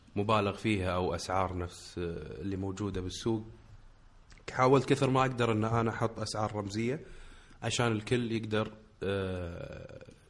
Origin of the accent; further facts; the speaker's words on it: Kuwait; عندنا بالكويت